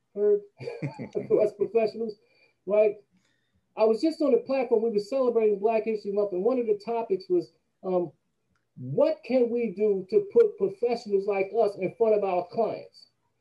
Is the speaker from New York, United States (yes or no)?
no; Atlantic City, New Jersey, United States; I'm from Atlantic City.